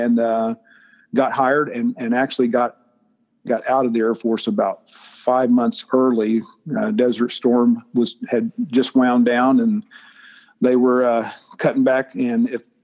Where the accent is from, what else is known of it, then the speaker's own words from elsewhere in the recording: Claremore, Oklahoma, United States; I'm from Oklahoma. I grew up out around Claremore, small town outside of Tulsa